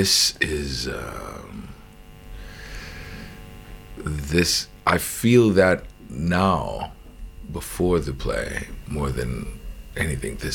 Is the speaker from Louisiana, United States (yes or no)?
yes; New Orleans, Louisiana, United States; I grew up in New Orleans